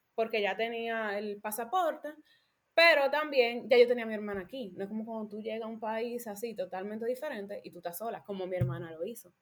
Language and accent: Spanish; Dominican Republic; moved away as an adult; now in Germany; soy dominicana, vengo de la República Dominicana